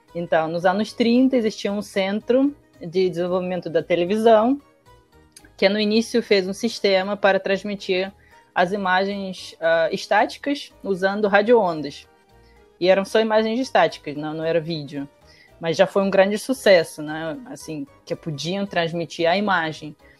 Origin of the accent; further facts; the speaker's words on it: Russia; now in Brazil; na minha adolescência, infância, na, na Rússia